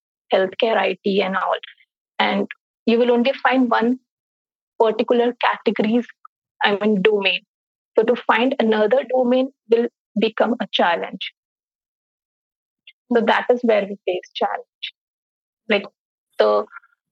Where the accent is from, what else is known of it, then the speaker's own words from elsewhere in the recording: India; also born or lived in Singapore; my home country is India, but my host country is Singapore.